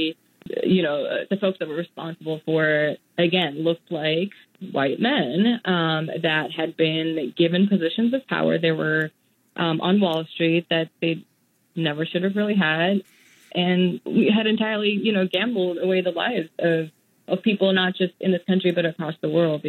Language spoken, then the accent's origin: English; Mumbai, Maharashtra, India; moved away; also born or lived in Singapore / United States; I grew up in Mumbai in India